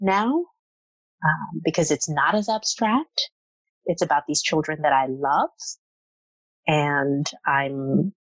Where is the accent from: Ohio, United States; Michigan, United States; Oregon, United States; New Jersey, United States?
New Jersey, United States; Jersey City; I grew up in Jersey City in sort of the area that has been gentrified.